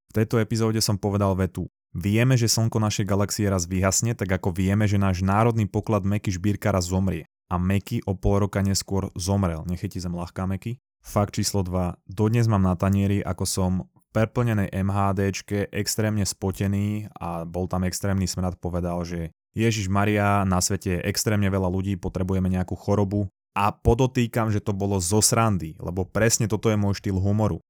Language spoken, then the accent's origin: Slovak; Slovakia; u nás na Slovensku